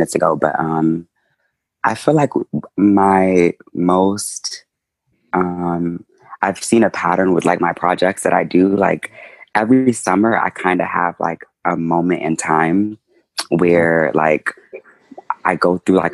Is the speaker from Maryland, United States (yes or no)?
yes; Maryland, United States; I was born in Maryland.